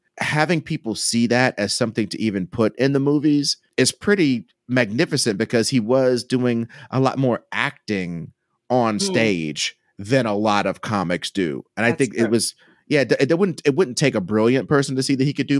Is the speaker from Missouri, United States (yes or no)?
yes; Kansas City, Missouri, United States; now in California, United States; Kansas City where I'm from